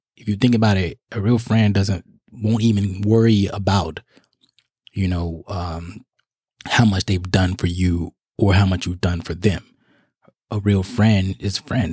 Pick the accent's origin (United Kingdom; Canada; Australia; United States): United States; Chicago, Illinois; now in South Carolina, United States; I'm in South Carolina, but my hometown is Chicago, Illinois